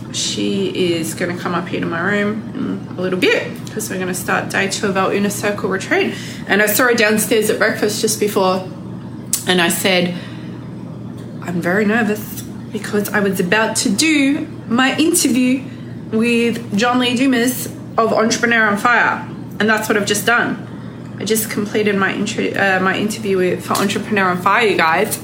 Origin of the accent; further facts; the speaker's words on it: Australia; I'm extra Aussie when I want to be.